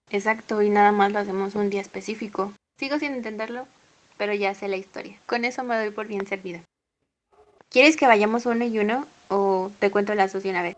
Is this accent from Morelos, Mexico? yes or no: yes; Morelos, Mexico; aquí el 28 de septiembre siempre se ponen como cruces de flores en las puertas y en las ventanas y yo no, yo crecí viendo a mis papás haciendo eso